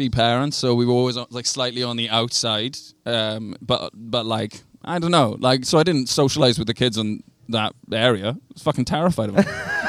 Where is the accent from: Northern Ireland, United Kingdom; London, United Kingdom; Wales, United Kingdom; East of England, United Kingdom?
Wales, United Kingdom; Swansea; I'm from Sandfields in Swansea, which is, we have the cheapest heroin in Europe.